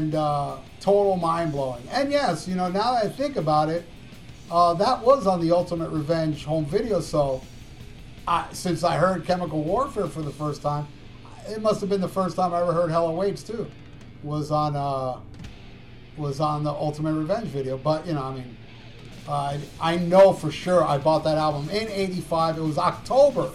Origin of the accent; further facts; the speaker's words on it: Hialeah, Florida, United States; He's a fellow Cuban. And he's from my hometown, Hialeah, Florida